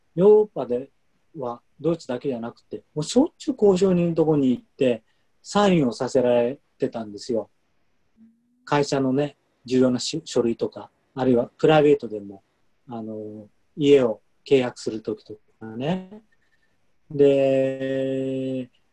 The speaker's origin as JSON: {"language": "Japanese", "country": "Japan", "moved": "yes", "lives_now": "Munich, Germany", "said": "僕は外国人で日本人"}